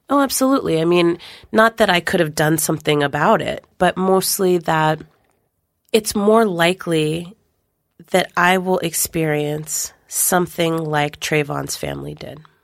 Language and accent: English; West Coast, United States; growing up on the West Coast